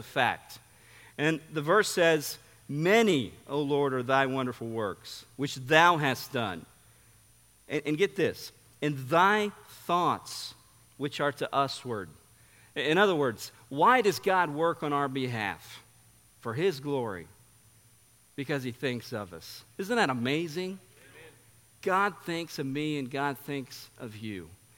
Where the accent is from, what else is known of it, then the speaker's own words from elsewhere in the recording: São Paulo, Brazil; I grew up in Sao Paulo, Brazil. I mean, it was a great privilege and honor to grow up in a missionary family.